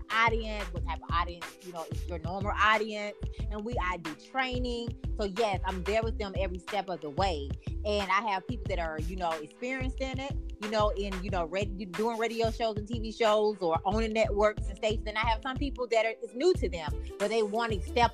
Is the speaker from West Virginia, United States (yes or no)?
no; Waynesboro, North Carolina, United States; my hometown, Waynesboro, North Carolina